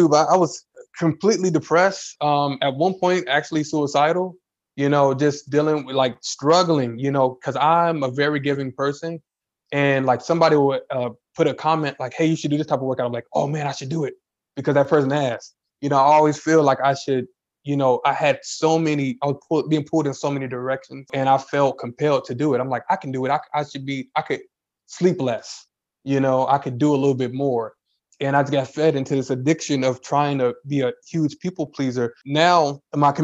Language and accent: English; Chicago, Illinois, United States; I'm from Chicago. It's a big city, but we're country